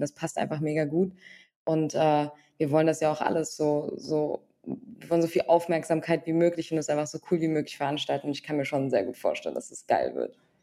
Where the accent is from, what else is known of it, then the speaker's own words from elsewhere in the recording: Frankfurt, Hesse, Germany; Wir kommen auch noch beide aus Frankfurt